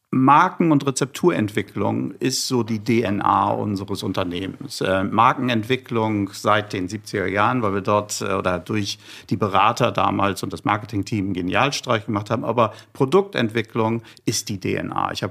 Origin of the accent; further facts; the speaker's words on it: Hamburg, Germany; Ich bin ein, ein Hamburger, ich bin aus Norddeutschland und äh, ich habe Hering zum Frühstück gegessen.